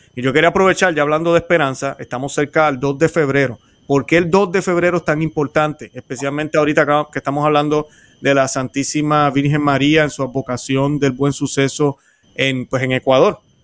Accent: Puerto Rico; como decimos en Puerto Rico

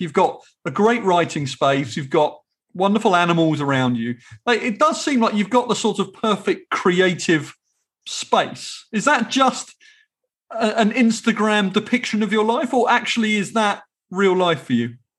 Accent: England, United Kingdom; as an English person

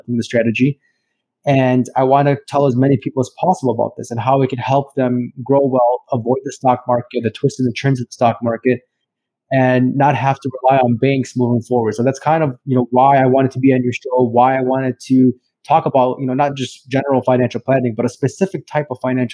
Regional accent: Chicago, Illinois, United States; I'm from Chicago, Illinois, and I'm a financial planner

